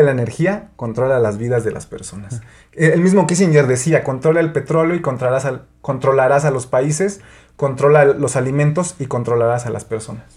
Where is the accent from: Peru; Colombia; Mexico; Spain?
Mexico; nosotros como mexicanos